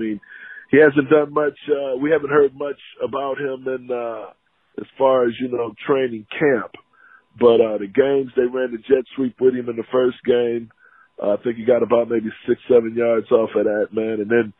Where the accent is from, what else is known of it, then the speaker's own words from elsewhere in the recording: Carson, California, United States; now in Fort Lauderdale, United States; I'm from Los Angeles, California, born and raised from a city called Carson, man, the 213. Joined the Navy, traveled the world, man. Now I'm in the 954 here in Fort Lauderdale